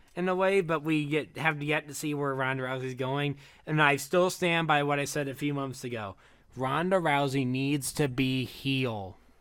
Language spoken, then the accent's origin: English; Michigan, United States; I'm from Michigan